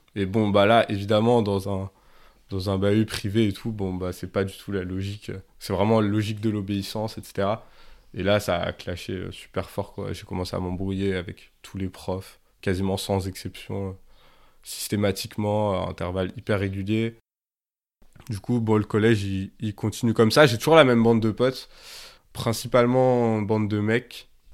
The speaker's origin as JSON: {"language": "French", "town": "Grenoble", "region": "Auvergne-Rhône-Alpes", "country": "France", "tie": "born or raised there", "said": "j'ai grandi à Grenoble, c'est toujours la ville où, où j'habite."}